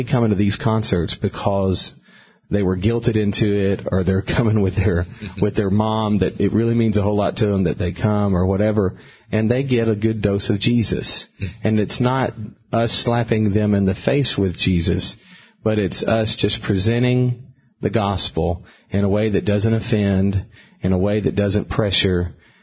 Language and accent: English; Alabama, United States; now in Brentwood, United States; I grew up in Alabama